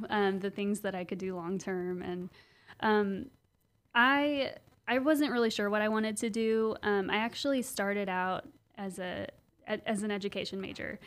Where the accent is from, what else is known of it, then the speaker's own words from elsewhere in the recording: Owasso, Oklahoma, United States; I grew up yeah. in Owasso